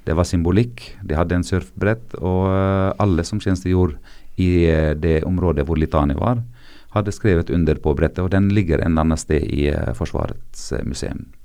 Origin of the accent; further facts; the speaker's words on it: South Governorate, Lebanon; Norwegian is a second language; jeg libaneser, så jeg har vært der helt siden eh, mandatet egentlig